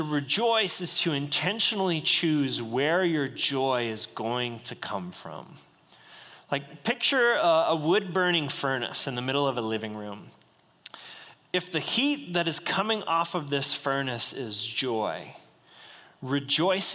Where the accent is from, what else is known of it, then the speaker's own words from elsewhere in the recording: United States; I was born in the United States